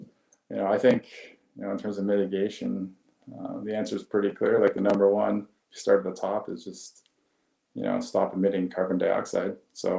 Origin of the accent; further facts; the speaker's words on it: Canada; Unfortunately, you can't get into it as a Canadian